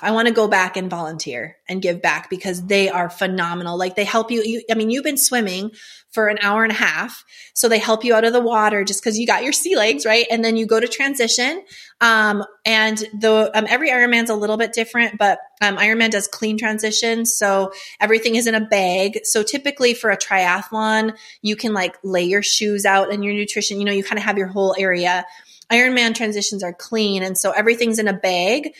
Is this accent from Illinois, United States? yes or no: no; North Dakota, United States; I'm from North Dakota.